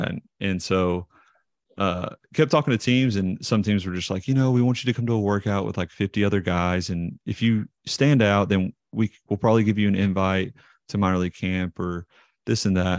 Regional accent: Knoxville, Tennessee, United States; I grew up in Knoxville, Tennessee and went to Seymour High School here.

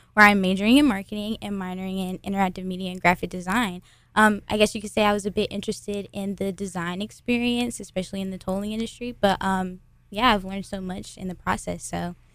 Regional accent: Raleigh, North Carolina, United States; I am a Raleigh local. I'm from Raleigh, North Carolina

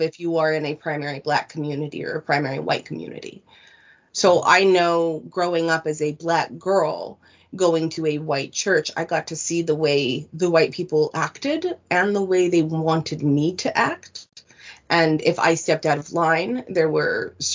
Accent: California, United States; moved away as an adult; now in Vancouver Island, Canada; I was born in the United States in a conservative desert town in California

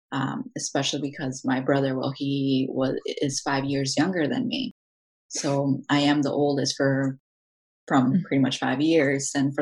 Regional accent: Aurora, United States; I was born and raised in Aurora. I consider myself Mexican American, and living in this country, knowing both cultures, I think that's really important to have.

